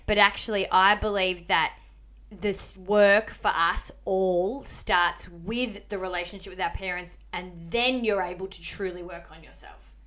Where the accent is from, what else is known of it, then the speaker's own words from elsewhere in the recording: Melbourne, Victoria, Australia; moved away; I'm from Melbourne